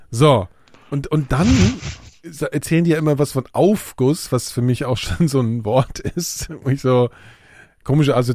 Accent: West Germany, Germany; ich bin ja Westdeutscher.

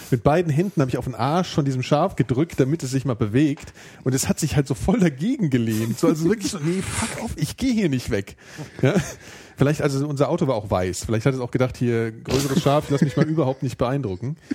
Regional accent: Frankfurt, Hesse, Germany; in Frankfurter U-Bahn haben sie alle C&A-Anzüge an, ja, da wo ich herkomme

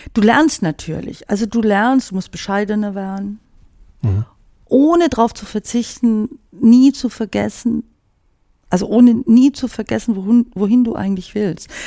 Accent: Swabia, Germany; moved away; als Schwäbin

